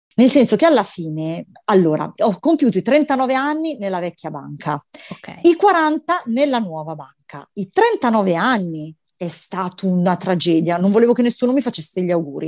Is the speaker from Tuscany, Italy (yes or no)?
no; Milan, Lombardy, Italy; io sono milanese